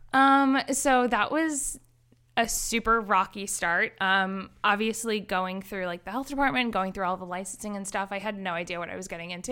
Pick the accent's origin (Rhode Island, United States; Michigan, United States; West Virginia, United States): Rhode Island, United States; East Greenwich; I am a Rhode Islander. I grew up in East Greenwich, Rhode Island.